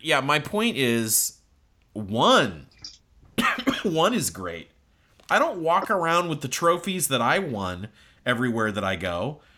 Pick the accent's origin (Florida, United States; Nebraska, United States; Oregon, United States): Nebraska, United States; Omaha; we're both from Omaha